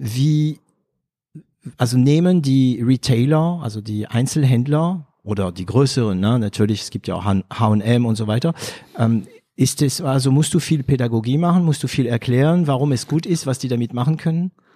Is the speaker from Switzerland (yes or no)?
no; Hauts-de-France, France; accent: Ch'ti; German is a second language; moved away; Ich bin aus Nordfrankreich, also für die, die das kennen, das nennt man die Sties. Wir haben einen ganz, ganz äh, strengen, starken Dialekt